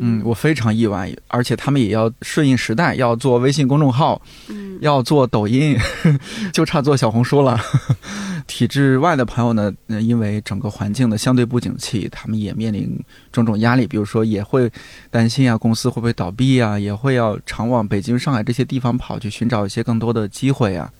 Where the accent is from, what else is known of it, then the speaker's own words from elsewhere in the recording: Shanxi, China; moved away as an adult; now in Beijing, China; 我们山西那儿